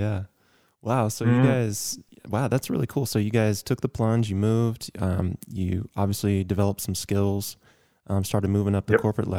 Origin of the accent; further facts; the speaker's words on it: Athens, Georgia, United States; moved away; I'll go back home to Athens, Georgia for me